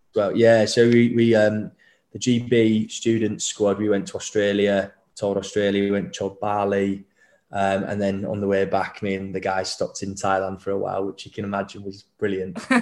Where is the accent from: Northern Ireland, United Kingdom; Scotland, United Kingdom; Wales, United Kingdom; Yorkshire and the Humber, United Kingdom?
Yorkshire and the Humber, United Kingdom; Leeds; I grew up in Leeds